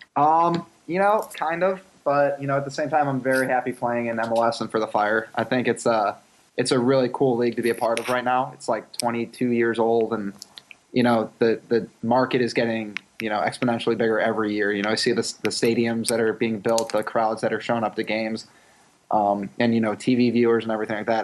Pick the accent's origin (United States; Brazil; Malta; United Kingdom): United States; Chicago, Illinois; I'm from Chicago